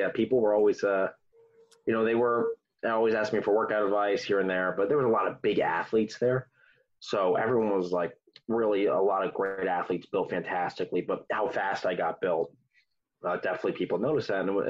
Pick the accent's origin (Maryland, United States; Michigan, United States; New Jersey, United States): New Jersey, United States; I love it. A lot of people complain about it. I love Jersey. I think it's one of the best places to raise a kid.